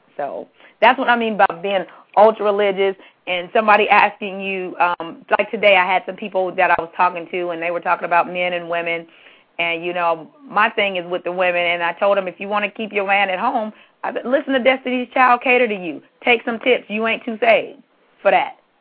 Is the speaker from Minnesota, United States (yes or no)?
no; California, United States; I'm from California and I went to school